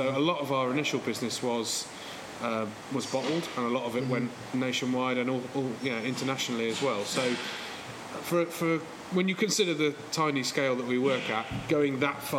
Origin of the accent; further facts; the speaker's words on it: Northamptonshire, East Midlands, United Kingdom; now in Manchester, United Kingdom; where we grew up in Northamptonshire.